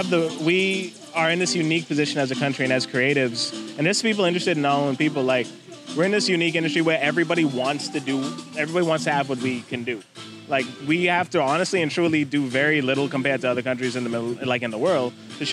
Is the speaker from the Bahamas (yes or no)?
yes; Bahamas; I'm … from the Bahamas.